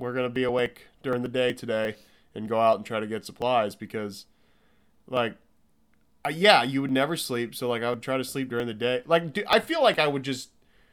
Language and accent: English; Midwest, United States; moved away; I'm from the Midwest